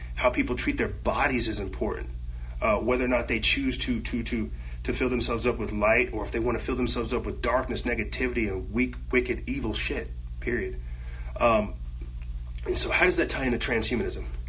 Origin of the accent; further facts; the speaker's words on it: United States; I'm fourth generation free slave American or freed African here in America